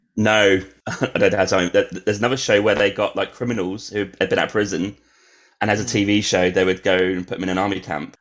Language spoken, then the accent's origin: English; Norwich, East of England, United Kingdom; moved away; we're from Norwich